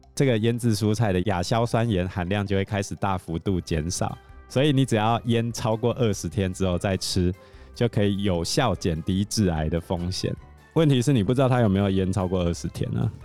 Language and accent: Chinese; Taiwan; 我们台湾人